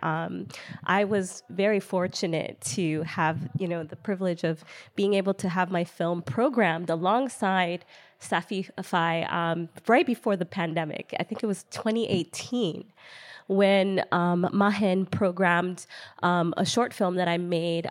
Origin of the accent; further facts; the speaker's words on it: United States; I am an American-born Ghanaian filmmaker. I was, I'm born and raised in America, lived here all my life